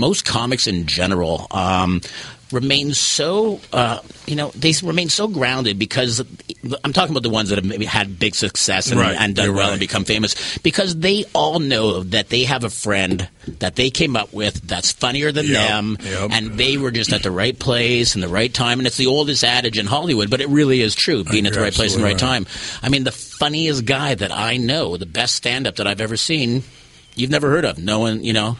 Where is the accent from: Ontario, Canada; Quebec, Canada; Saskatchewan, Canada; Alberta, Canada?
Quebec, Canada; Montreal; I grew up in Montreal, which is one of the amazing food cities